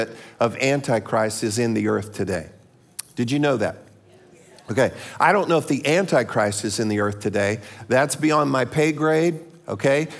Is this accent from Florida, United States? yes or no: yes; Florida, United States; I'm from Florida